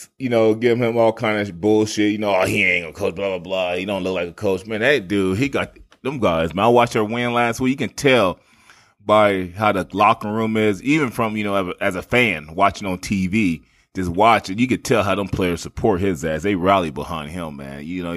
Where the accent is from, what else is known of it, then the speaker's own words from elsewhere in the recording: Midwest, United States; I grew up in the Midwest. I'm born and raised. I'm just a straight Midwest boy.